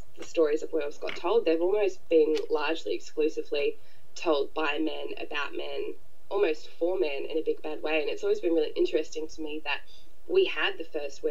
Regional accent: Australia; born or raised there; also born or lived in New Zealand

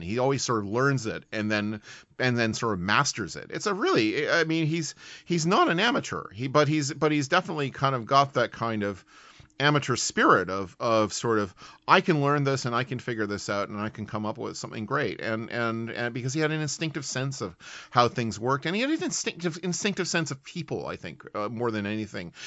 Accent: Canada; also born or lived in United Kingdom; as a Canadian who has lived in Britain

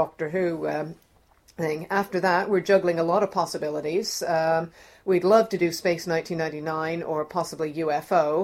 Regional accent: Toronto, Ontario, Canada; moved away; I'm Canadian. I'm from Toronto

